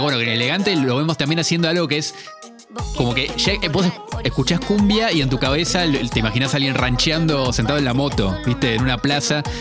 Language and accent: Spanish; Argentina